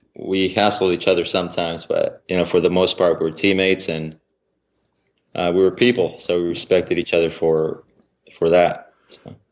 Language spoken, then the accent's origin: English; about 35 minutes from Fresno, California, United States; it was just about actually 35 minutes from my hometown